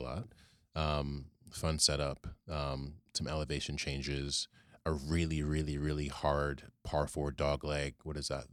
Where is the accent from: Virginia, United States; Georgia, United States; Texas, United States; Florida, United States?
Virginia, United States; Richmond; now in New York City, United States; I grew up in Virginia, actually, in Richmond